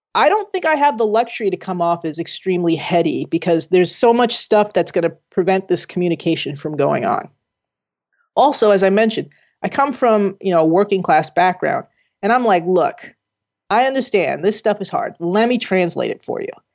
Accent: Jersey City, New Jersey, United States; moved away as an adult; also born or lived in California / Connecticut; I grew up in Jersey City, working class region

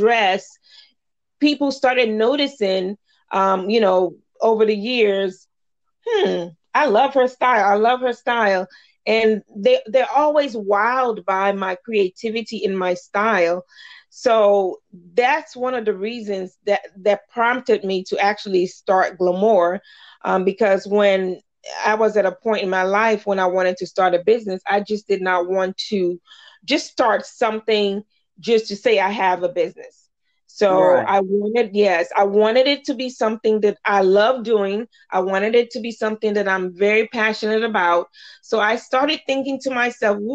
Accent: Virginia, United States; moved away as an adult; now in Dallas, United States; I'm actually from Virginia. I moved to the Dallas area in 2010

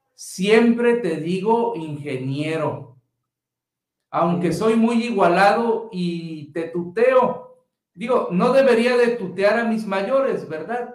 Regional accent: Mexico; nuestra cultura mexicana

